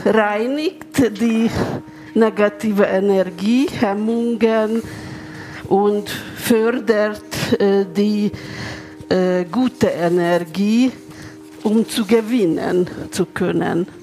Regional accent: Budapest, Hungary; German is a second language; moved away as an adult; now in Munich, Germany; Ich bin in Ungarn geboren, in Budapest

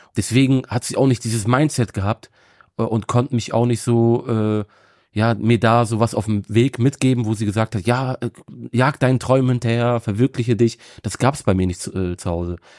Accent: Bremen, Germany; ich bin in Bremen geboren und aufgewachsen. Also Bremen ist so meine Heimatstadt

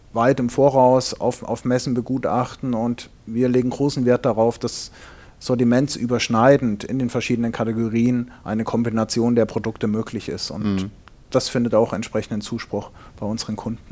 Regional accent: Fulda, Hesse, Germany; moved away as an adult; also born or lived in Ingolstadt; ich komme gebürtig aus Hessen in Fulda

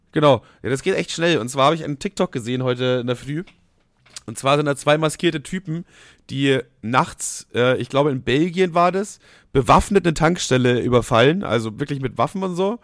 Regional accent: Bavaria, Germany; moved away; bei uns in Bayern, also ich wohne nicht mehr in Bayern, aber damals halt logischerweise

